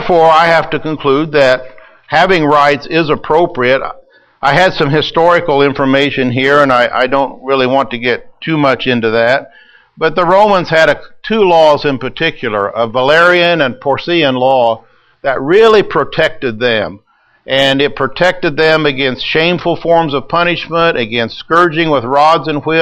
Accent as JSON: {"language": "English", "country": "United States", "said": "we're American citizens"}